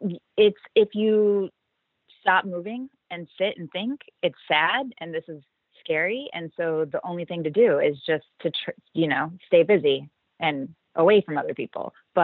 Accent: Georgia, United States; Went to school in Florida. I'm originally from Georgia, yes. No accent, but that is true.

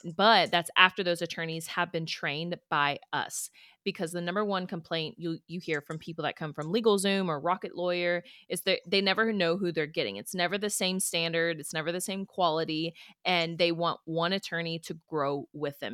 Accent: Houston, Texas, United States; moved away as an adult; also born or lived in Pikeville, Kentucky; so I'm from Houston, and then I go to Pikeville, Kentucky

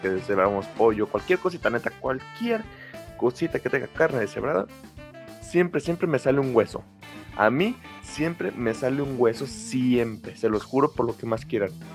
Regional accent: Mexico; aunque somos de México

